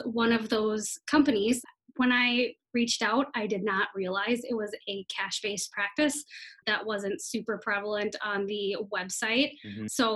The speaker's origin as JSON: {"language": "English", "region": "Minnesota", "country": "United States", "tie": "born or raised there", "also_born_or_lived": "Iowa", "said": "I'm from Minnesota"}